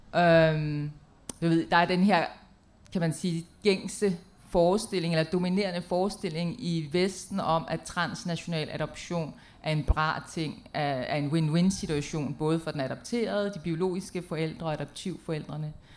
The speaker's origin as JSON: {"language": "Danish", "country": "Denmark", "said": "jeg er fra Danmark"}